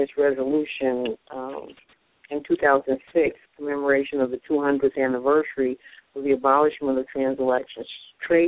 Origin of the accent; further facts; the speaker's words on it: Connecticut, United States; a bus left Connecticut from where I hail